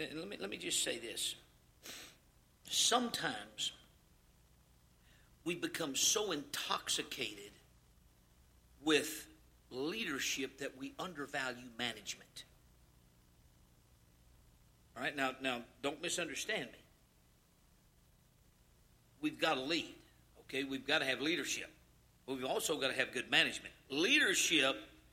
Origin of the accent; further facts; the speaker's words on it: Louisiana, United States; I'm from Louisiana